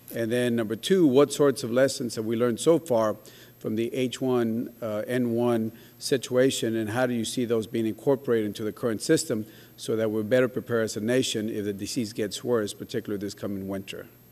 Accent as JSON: {"language": "English", "town": "Laredo", "region": "Texas", "country": "United States", "said": "I'm from Texas, uh, Laredo, right at the border of uh, the U.S. Mexico border"}